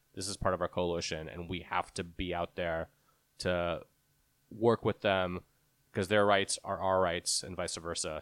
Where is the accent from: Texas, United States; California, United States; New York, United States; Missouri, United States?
Texas, United States; I grew up in Texas